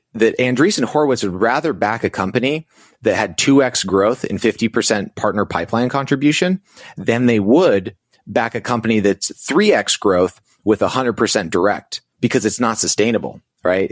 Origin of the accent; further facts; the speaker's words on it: Navajo Indian Reservation, New Mexico, United States; I grew up on the Navajo Indian Reservation in New Mexico, lived there for about twenty years.